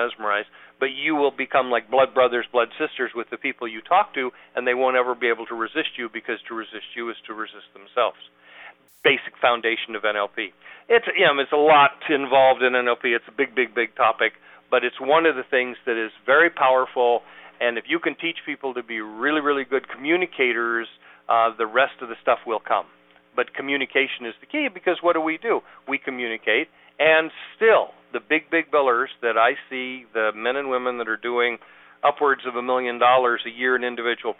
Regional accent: San Diego, California, United States; moved away as an adult; also born or lived in Reno, Nevada / Sausalito, California; now in Atlanta, United States; I'm from where you are now, San Diego. Was born and raised there

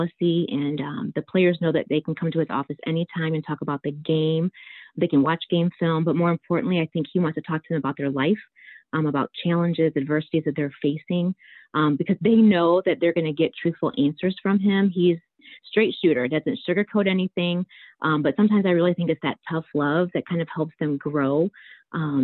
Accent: Niles, Michigan, United States; I grew up in Niles, Michigan, and I grew up in a coach's home

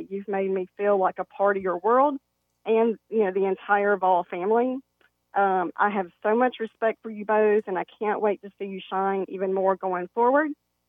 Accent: Tennessee, United States; now in Atlanta, United States; I relocated from Middle Tennessee to Atlanta years ago.

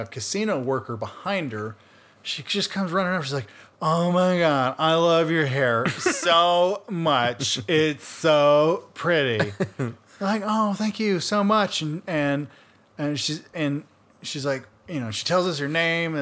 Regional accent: Atlanta, Georgia, United States; we're from Atlanta, Georgia.

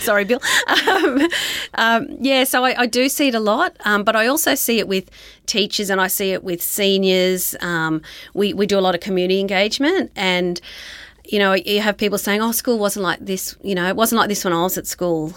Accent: Dubbo, New South Wales, Australia; moved away as an adult; also born or lived in Newcastle, New South Wales; now in Queensland, Australia; I grew up in Dubbo in New South Wales

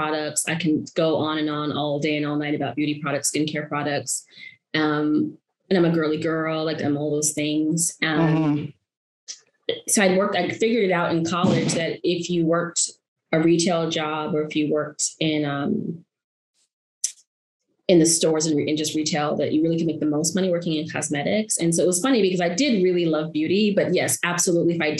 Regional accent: Arizona, United States; moved away as an adult; also born or lived in Brooklyn, New York; now in New York, United States; was born in Brooklyn, grew up in Arizona my whole life

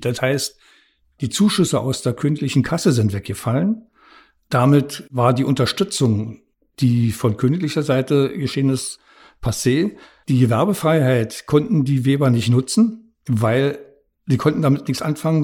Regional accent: Premnitz, Brandenburg, Germany; also born or lived in Rathenow / Dresden / Babelsberg; now in Potsdam-Babelsberg, Germany; Geboren bin ich in Brandenburg an der Havel. Aufgewachsen in Premnitz an der Havel

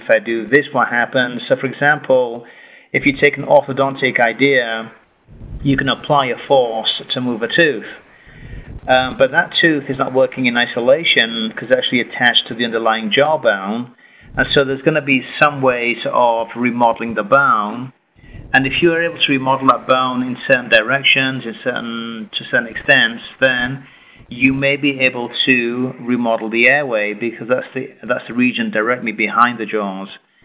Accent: England, United Kingdom; moved away as an adult; also born or lived in Puerto Rico; now in United States; originally I'm from England

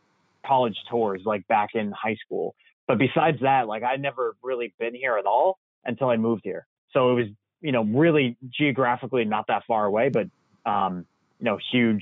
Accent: Connecticut, United States; moved away as an adult; now in Boston, United States; Connecticut. So originally from Connecticut. So New England, born and raised and lived here. I've kind of done a tour around like all the different areas of New England, the Northeast of the United States, originally from Connecticut, but I never really have been to Boston.

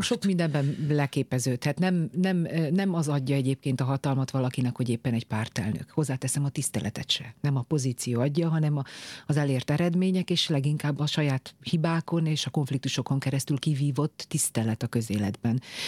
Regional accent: Kiskunmajsa, Bács-Kiskun, Hungary; now in Budapest, Hungary; kis kumajsai maradok, tehát még volt szülő otthon, én ott születtem 1982-ben

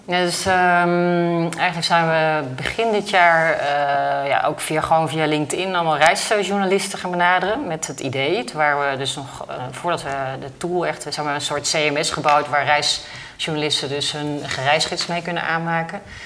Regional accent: Netherlands; als Nederlander

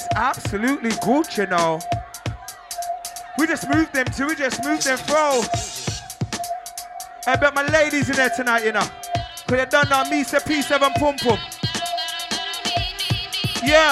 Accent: London, United Kingdom; I'm in my hometown, Archway

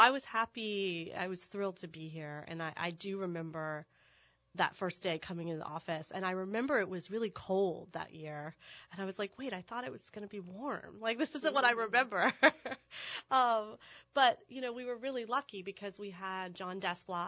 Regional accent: Tallahassee, Florida, United States; moved away as an adult; now in New Orleans, United States; I'm from Tallahassee, Florida

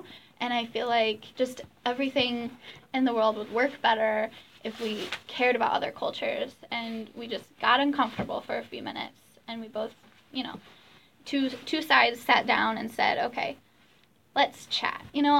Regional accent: Ireland; Like you know Dutch people eat different food because they're Dutch and I'm Irish.

